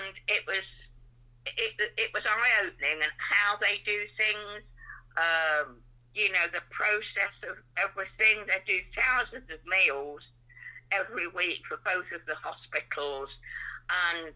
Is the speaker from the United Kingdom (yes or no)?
yes; West Bridgford, East Midlands, United Kingdom; I'm a West Bridgeford girl. I grew up here. I've been here since I was 2 years old